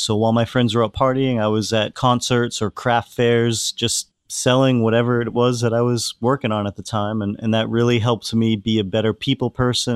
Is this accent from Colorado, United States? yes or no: no; Hull, Massachusetts, United States; my hometown in Hull, Massachusetts, which is 45 minutes south of Boston